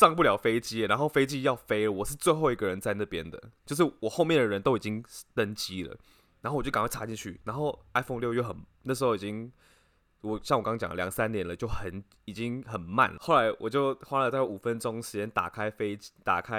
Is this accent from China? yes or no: yes; China; 我是我是中国人，这样子。